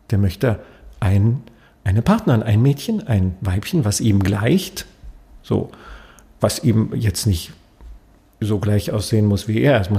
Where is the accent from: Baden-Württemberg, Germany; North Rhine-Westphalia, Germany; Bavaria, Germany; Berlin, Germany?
Berlin, Germany; Aber ich bin jetzt kein Wiener und ich bin als Berliner wahrscheinlich auch ziemlich weit weg von einem Wiener.